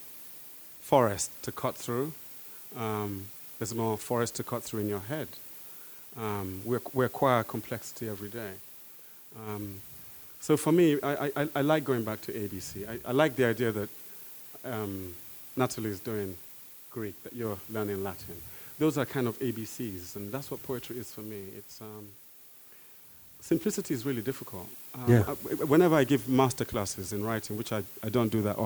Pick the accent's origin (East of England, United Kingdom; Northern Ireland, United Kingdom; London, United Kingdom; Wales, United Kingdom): London, United Kingdom; I'm a Londoner.